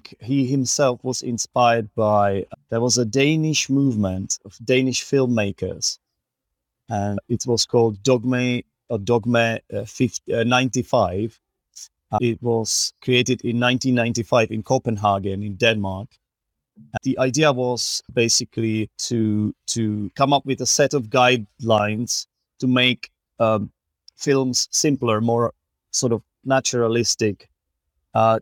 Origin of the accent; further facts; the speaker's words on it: Czechia; also born or lived in England; I'm an English teacher and I'm from the Czech Republic